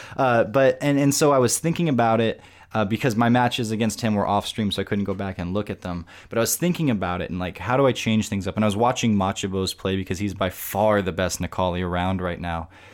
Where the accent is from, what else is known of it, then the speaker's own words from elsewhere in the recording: Tucson, Arizona, United States; here in my hometown, Tucson